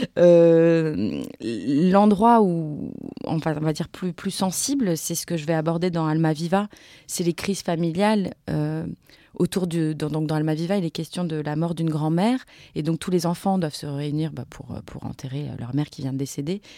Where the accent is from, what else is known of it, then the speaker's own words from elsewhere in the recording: Montreuil, Île-de-France, France; moved away as an adult; je suis née en 83 à Montreuil. Et en fait, on n'a jamais quitté Montreuil.